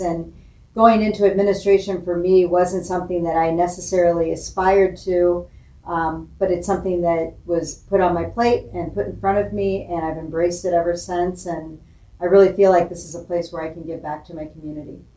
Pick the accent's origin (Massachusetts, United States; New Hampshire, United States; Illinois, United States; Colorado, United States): Illinois, United States; Springfield; I was born and raised here in Springfield, Illinois